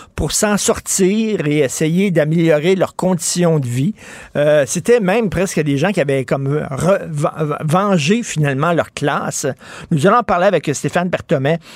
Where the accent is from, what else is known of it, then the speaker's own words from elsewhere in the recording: Montreal, Quebec, Canada; J'ai grandi à Verdun dans les années 70